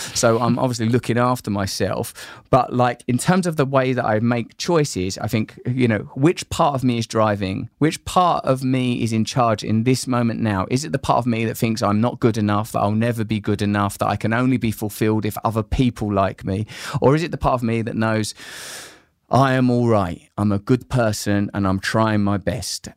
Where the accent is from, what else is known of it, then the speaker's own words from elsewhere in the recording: Grays, East of England, United Kingdom; When I was a little boy growing up in Grays in Essex with just my mum